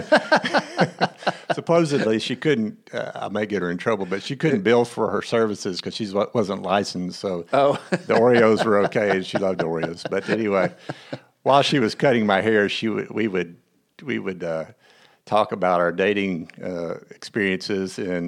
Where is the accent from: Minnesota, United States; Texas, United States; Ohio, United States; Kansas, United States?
Texas, United States; also born or lived in Tulsa, Oklahoma / Houston; Well, I grew up in Texas